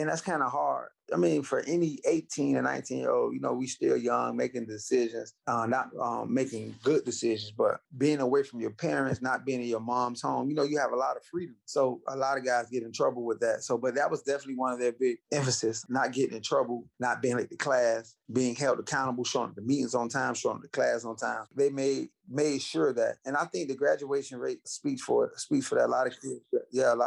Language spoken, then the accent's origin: English; Miami, Florida, United States; a kid in Miami, especially when we grew up